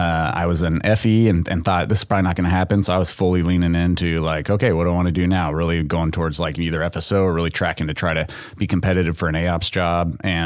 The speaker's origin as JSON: {"language": "English", "town": "Sacramento", "region": "California", "country": "United States", "said": "I'm from California. I'm from the Sacramento area."}